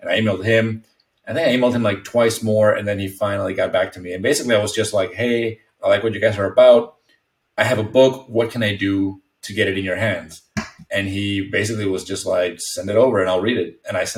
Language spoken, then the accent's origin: English; Mexico; English is a second language; moved away as an adult; also born or lived in Texas, United States; now in United States; I was born and raised in Mexico, but right on the border with Texas